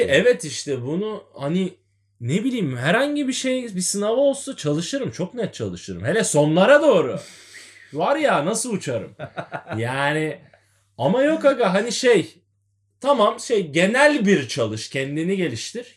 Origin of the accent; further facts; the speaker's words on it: Adana, Turkey; Adana'da Beyaz Evler Mahallesi'nde büyüdüm ben.